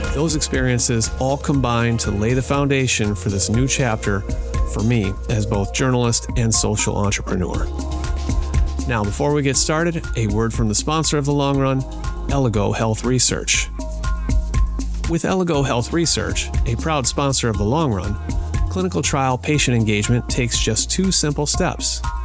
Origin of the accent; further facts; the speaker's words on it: southwestern Wisconsin, United States; moved away; grew up on a small family farm in southwestern Wisconsin, about eighty acres